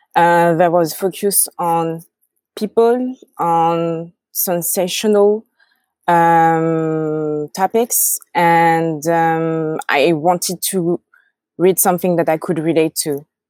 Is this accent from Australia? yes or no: no; France; accent: French; English is a second language; I have my French accent